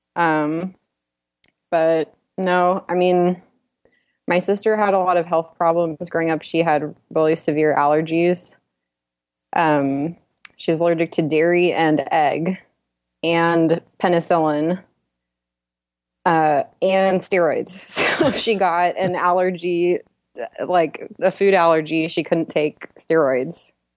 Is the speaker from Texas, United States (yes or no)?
yes; Dallas, Texas, United States; now in Houston, United States; I'm from Dallas, Texas